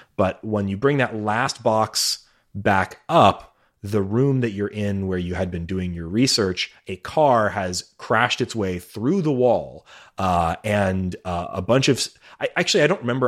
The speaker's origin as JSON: {"language": "English", "country": "United States", "said": "as an American"}